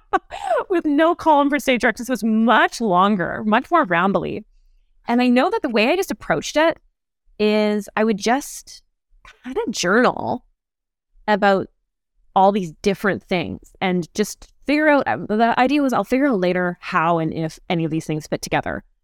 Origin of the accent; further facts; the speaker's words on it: Calgary, Alberta, Canada; now in Toronto, Canada; I grew up in Calgary, Alberta